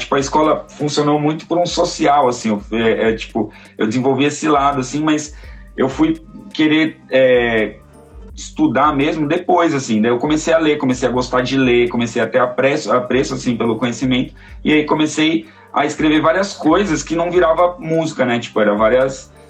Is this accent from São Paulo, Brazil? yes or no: yes; São Paulo, Brazil; also born or lived in Jardim Ibirapuera / Socorro / Guarapiranga / Pirituba; eu nasci no Jardim Ibirapuera, fui criado em Santo Amaro, já morei no Lago de Socorro, morei no Guarapiranga, morei em Pirituba, hoje moro aqui no Guarapiranga de novo.